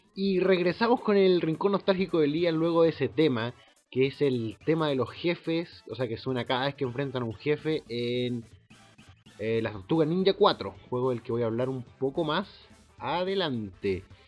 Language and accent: Spanish; Concepción, Biobío, Chile; now in Santiago, Chile; nosotros tenemos los Yoko en Concepción